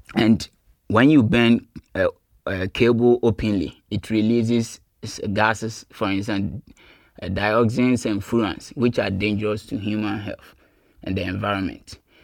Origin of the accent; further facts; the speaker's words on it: Kumasi, Ashanti, Ghana; moved away as an adult; also born or lived in Cape Coast, Ghana; now in Germany; I grew up in Kumasi in the Ashanti region of Ghana